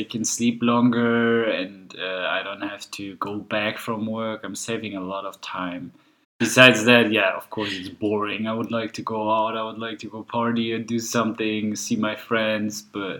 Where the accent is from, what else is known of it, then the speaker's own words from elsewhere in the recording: Rotenburg, Lower Saxony, Germany; English is a second language; also born or lived in Hanover, Germany / Bochum, Germany; now in Fürth, Germany; Coming from the north, I was born in Rothenburg-Wümme. So Wümme is the river because they're two different Rothenburgs, actually. And then I moved to Hanover later, and then I moved to Bochum, which is on the in the west of Germany